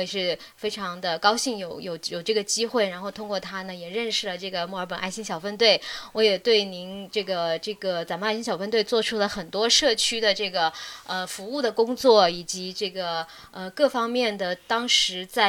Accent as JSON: {"language": "Chinese", "town": "Wuhan", "region": "Hubei", "country": "China", "tie": "born or raised there", "moved": "as an adult", "lives_now": "Melbourne, Australia", "said": "因为我从小到大是在武汉长大的嘛，也在大，武汉，呃，读了嗯。大学"}